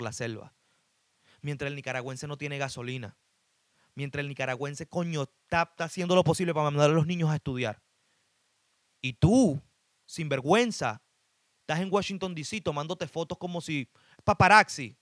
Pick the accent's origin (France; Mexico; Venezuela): Venezuela; also born or lived in Chile; now in United States; Yo que soy de Venezuela